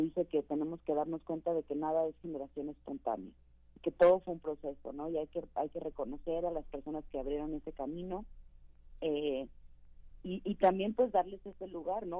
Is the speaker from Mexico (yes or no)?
yes; Mexico; also born or lived in London; tuve que salir de México